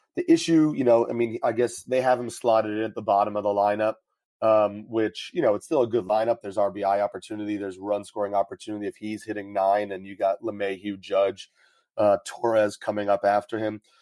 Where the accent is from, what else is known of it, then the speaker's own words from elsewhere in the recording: New York, United States; I'm from New York, so the Yankees are on all the time.